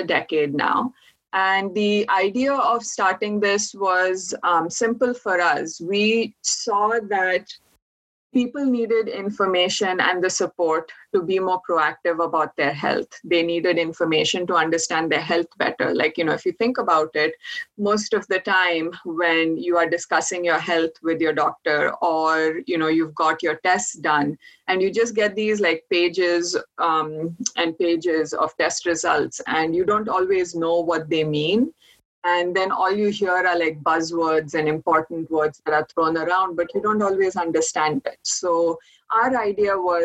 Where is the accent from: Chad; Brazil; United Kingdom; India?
India; moved away as an adult; also born or lived in Orono, Maine / upstate New York; now in Vermont, United States; I grew up in India, and I moved to University of Maine in Orono to get my first Master of Science degree in biochemistry